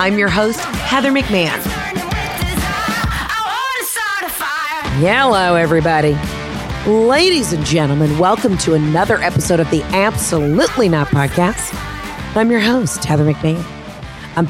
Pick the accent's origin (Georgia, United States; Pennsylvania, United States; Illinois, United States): Georgia, United States; also born or lived in Florida; I am Southern and I grew up in Florida, basically. Well, in Georgia, but we've had a house in Florida forever